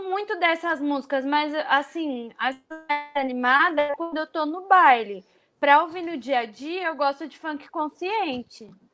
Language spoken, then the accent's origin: Portuguese; São Paulo, Brazil; sou do Capão Redondo